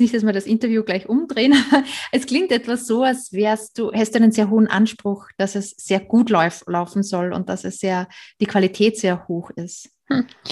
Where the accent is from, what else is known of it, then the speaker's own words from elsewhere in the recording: Austria; moved away as an adult; now in Germany; Ursprünglich komme ich aus Österreich